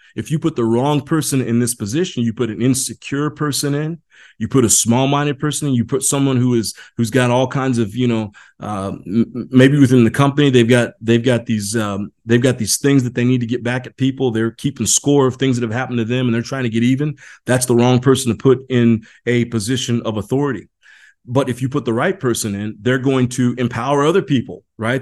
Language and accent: English; Indiana, United States; I grew up in Indiana